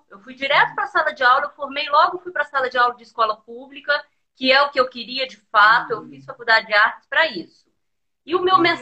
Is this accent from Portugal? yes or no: no; Muriaé, Minas Gerais, Brazil; É, eu não sou de Juiz de Fora, eu sou de uma cidade que chama